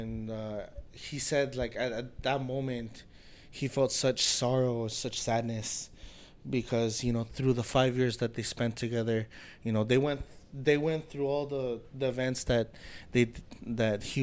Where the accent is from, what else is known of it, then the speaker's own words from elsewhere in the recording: United States; my brother and I, we're American, we were born here, we're U.S. citizens, but, you know, to us, ourselves, we're full-blooded Bolivians